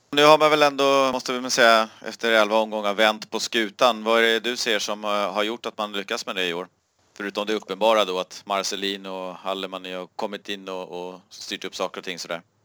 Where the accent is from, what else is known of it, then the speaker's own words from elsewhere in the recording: Sweden; jag var från Sverige